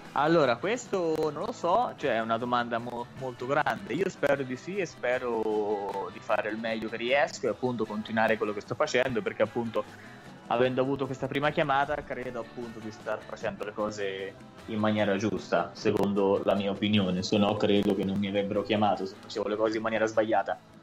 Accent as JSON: {"language": "Italian", "country": "Italy"}